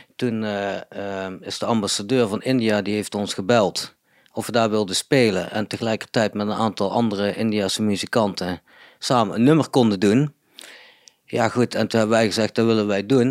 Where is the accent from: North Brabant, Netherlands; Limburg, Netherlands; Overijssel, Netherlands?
North Brabant, Netherlands; Budel; now in Eindhoven, Netherlands; Budel ben ik opgegroeid. Wel in Eindhoven geboren